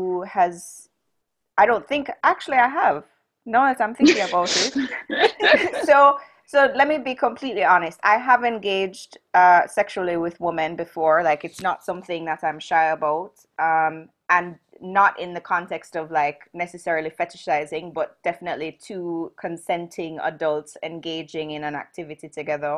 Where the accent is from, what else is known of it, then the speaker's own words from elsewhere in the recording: Jamaica; I grew up in Jamaica, which is very homophobic